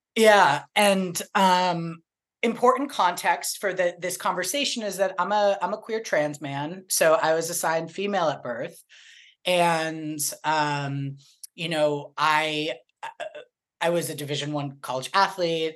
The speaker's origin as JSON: {"language": "English", "town": "Boston", "region": "Massachusetts", "country": "United States", "moved": "yes", "lives_now": "Sherman Oaks, United States", "said": "I'm from Boston and I lived the majority of my life in Boston"}